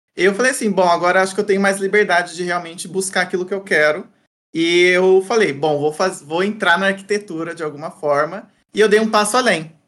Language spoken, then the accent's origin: Portuguese; Santa Cruz do Rio Pardo, São Paulo, Brazil; moved away as an adult; also born or lived in Viçosa, Minas Gerais; now in São Paulo, Brazil; Minha cidade natal chama Santa Cruz do Rio Pardo, que é interior de São Paulo.